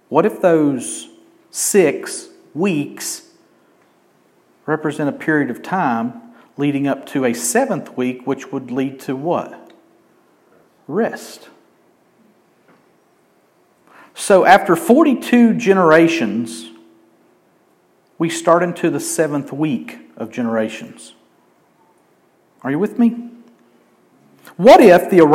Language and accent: English; Helen, United States; I grew up in Helen